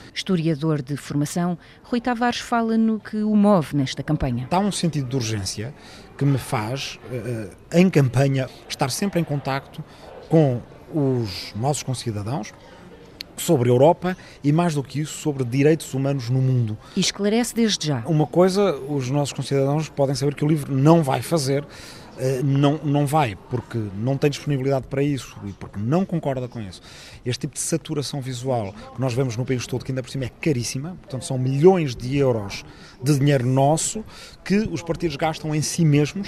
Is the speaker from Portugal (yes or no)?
yes; Lisbon, Portugal; also born or lived in Ribatejo; nasci em 1972 em Lisboa, passei uma parte da minha infância numa pequena aldeia no Ribatejo